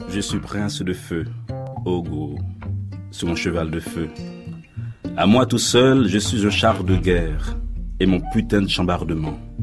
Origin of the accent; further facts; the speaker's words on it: Haiti; Je suis né en Haïti, jusqu'à présent, euh, à mon corps défendant, c'est-à-dire à mes risques et périls, j'ai un seul passeport.